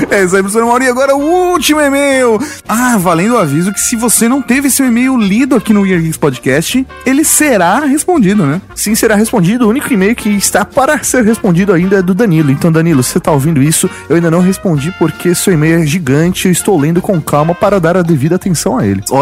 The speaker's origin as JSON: {"language": "Portuguese", "region": "São Paulo", "country": "Brazil", "said": "Sou de Sampa e trabalho como acupunturista."}